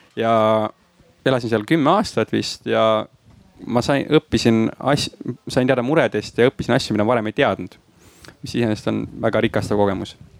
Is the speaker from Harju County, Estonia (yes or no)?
yes; Tallinn, Harju County, Estonia; mina kasvasin üles Kristiine linnaosas, praegu olen kesklinnas